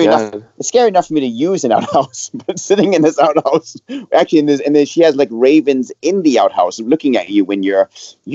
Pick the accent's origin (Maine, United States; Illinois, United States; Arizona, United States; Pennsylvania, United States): Maine, United States; moved away; I'm from Maine.